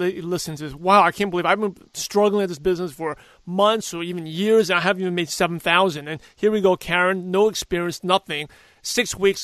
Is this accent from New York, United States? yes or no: yes; New York, United States; whole neighborhood of where I grew up in New York